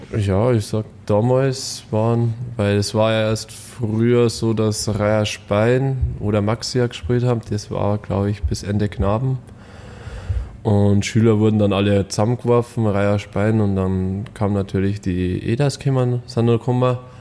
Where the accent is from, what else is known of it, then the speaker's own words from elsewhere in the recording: Bad Tölz, Bavaria, Germany; ich komme aus Bad Tölz